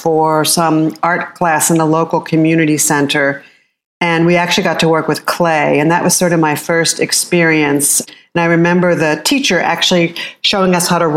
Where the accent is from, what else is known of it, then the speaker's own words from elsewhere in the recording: outside of Philadelphia, Pennsylvania, United States; I was born outside of Philadelphia, Pennsylvania, and I was the youngest child